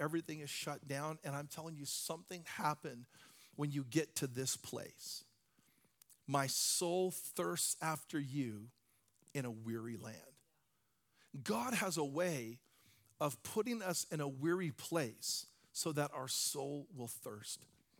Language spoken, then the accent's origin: English; Hawaii, United States; I come originally from Hawaii. I didn't really grow up there, but I've spent time there, and I love the water.